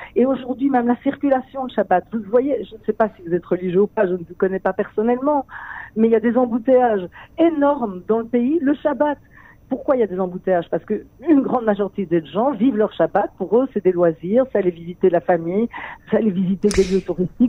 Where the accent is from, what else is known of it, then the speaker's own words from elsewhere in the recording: Belgium; now in Israel; je viens de Belgique